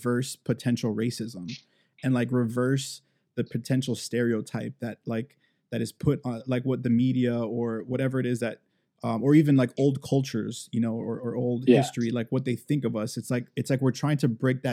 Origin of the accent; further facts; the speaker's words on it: Miami, Florida, United States; growing up in Miami